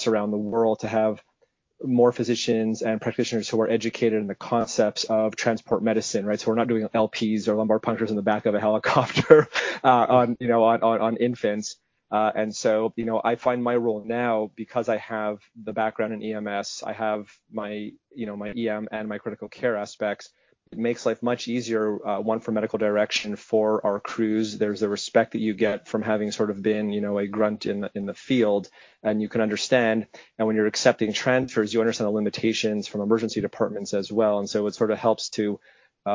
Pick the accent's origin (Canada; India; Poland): Canada; Montreal, Quebec; moved away as an adult; now in United States; I grew up in Montreal in Canada.